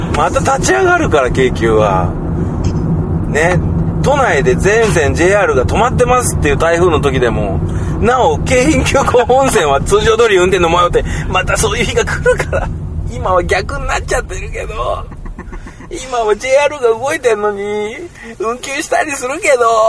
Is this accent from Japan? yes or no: yes; Yokosuka, Kanagawa, Japan; 横須賀の外れの方